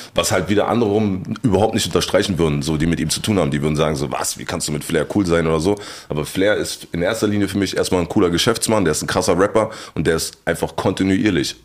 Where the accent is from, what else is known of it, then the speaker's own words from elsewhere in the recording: Berlin, Germany; Meine alte Oberschule, wo ich äh, hingekommen, hingekommen bin dann, war die Ansammlung von den schwersten Problemschülern aus Kreuzberg